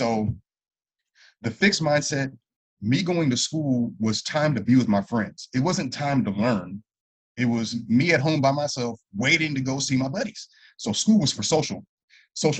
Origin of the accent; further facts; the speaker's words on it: Los Angeles, California, United States; also born or lived in Santa Clarita Valley, California; I grew up in San Fernando Valley. I was born in San Fernando Valley, went to elementary school.